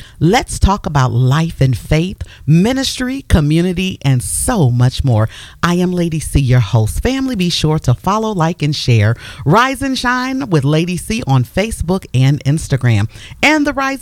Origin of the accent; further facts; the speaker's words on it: Canton, Ohio, United States; We are both from Canton, Ohio